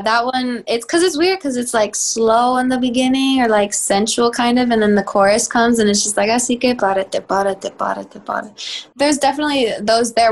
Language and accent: English; Texas, United States; now in Los Angeles, United States; I'm from Texas